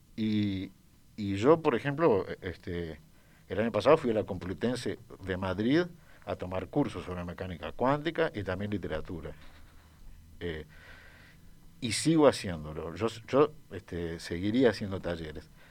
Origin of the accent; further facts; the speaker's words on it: Uruguay; yo crecí en Uruguay